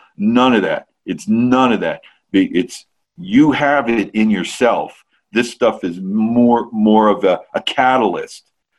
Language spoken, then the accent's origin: English; Ireland; I'm Irish, like it's in our DNA.